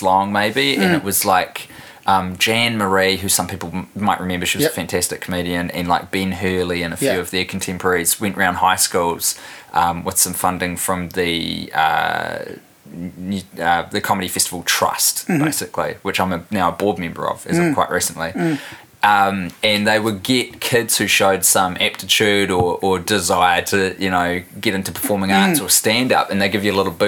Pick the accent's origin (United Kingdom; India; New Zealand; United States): New Zealand; also born or lived in Christchurch, New Zealand / Wellington, New Zealand; now in Auckland, New Zealand; I was born and raised in Christchurch. Mm. And then we moved, my family did. I'm one of four kids. We all moved when I was 11 to Wellie. So I did all my high schooling here.